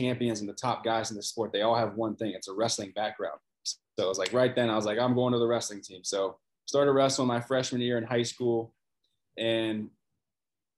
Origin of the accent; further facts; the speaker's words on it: Cincinnati, Ohio, United States; moved away as an adult; now in Florida, United States; grew up in Cincinnati, Ohio, lived there forever, my whole life until I moved down here to Florida